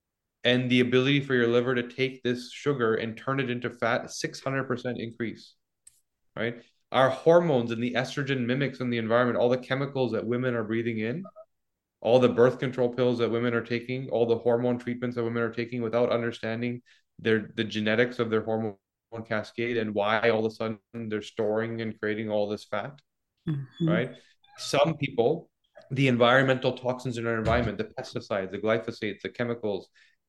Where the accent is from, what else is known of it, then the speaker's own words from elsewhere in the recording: Canada; I mean, I'm Canadian.